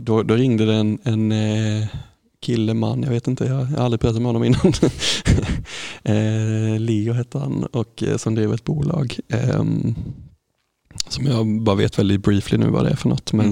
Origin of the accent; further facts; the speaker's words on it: Sävsjö, Jönköping County, Sweden; så växte jag upp här i Sävsjö